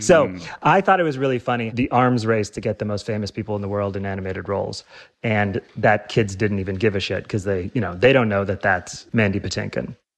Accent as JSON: {"language": "English", "region": "Illinois", "country": "United States", "said": "I'm from Illinois"}